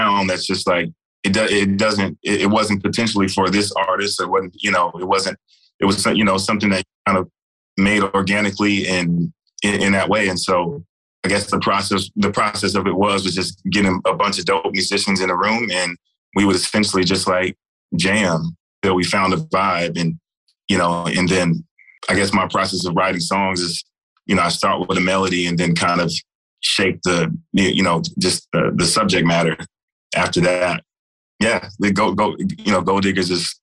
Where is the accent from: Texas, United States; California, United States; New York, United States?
Texas, United States; I'm from Texas